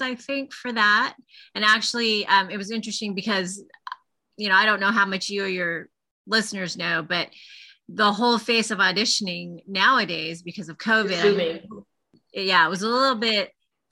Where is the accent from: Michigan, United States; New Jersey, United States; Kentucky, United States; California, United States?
California, United States; Los Angeles; I grew up in Los Angeles